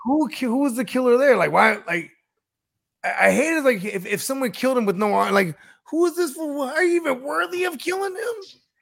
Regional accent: South Bay, San Francisco Bay Area, California, United States; I'm from the Bay Area. You know what I'm saying? From the South Bay

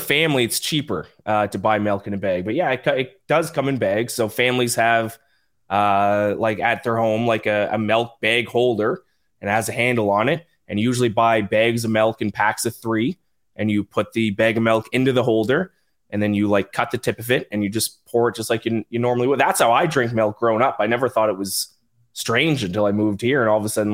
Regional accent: Nova Scotia, Canada; accent: Nova Scotian; I'm actually from the East Coast. I have an East Coast Canadian accent

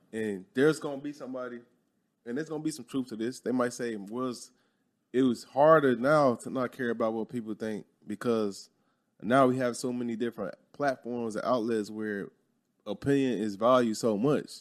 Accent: Chicago, Illinois, United States; moved away; growing up in Chicago

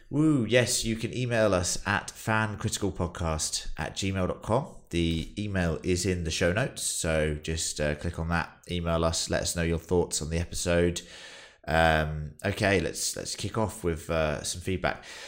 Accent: United Kingdom; as British people

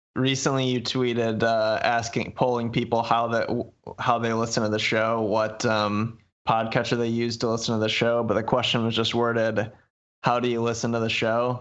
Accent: Muskegon, Michigan, United States; my hometown says, "Muskegon, Michigan

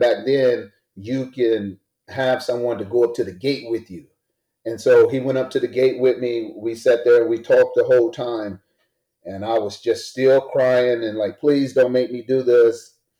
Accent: Greenville, South Carolina, United States; I'm born and raised in Greenville, South Carolina, the South

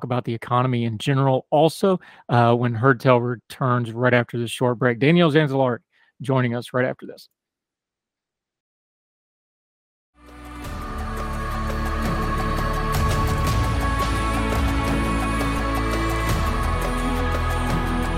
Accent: West Virginia, United States; a West Virginian. I'm old enough to remember Robert C. Byrd

